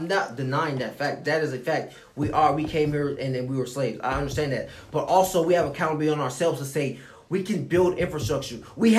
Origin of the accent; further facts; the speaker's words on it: Gwinnett County, Georgia, United States; we're from Gwinnett County